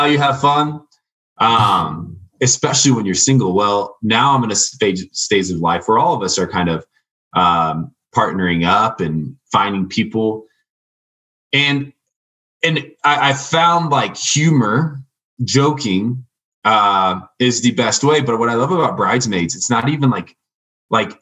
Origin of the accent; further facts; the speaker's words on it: Indiana, United States; moved away; I'm from Indiana, like a small town in Indiana